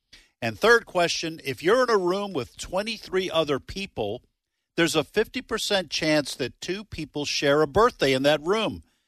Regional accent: New Hampshire, United States; when I was growing up. And in New Hampshire

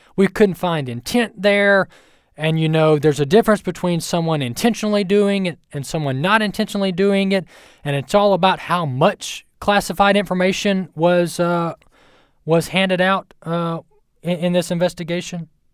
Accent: United States; as an American citizen

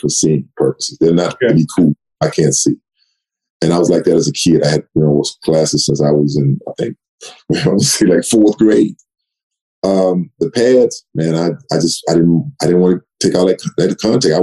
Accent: Sealy, Texas, United States; moved away as an adult; it was only like 2,500 people in my hometown, Sealy, Texas.

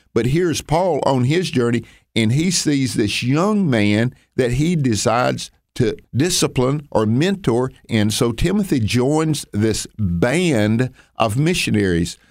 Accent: the South, Southern United States, United States; accent: Southern; my Southern accent

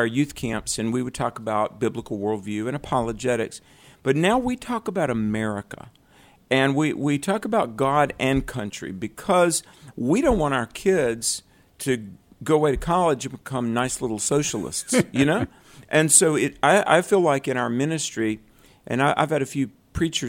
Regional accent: North Carolina, United States; we're in my home state of North Carolina.

